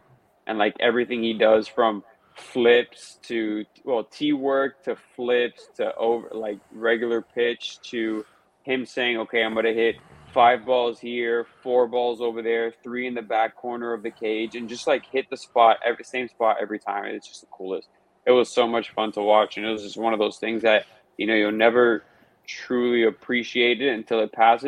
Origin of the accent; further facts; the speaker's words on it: Miami, Florida, United States; being born and raised in Miami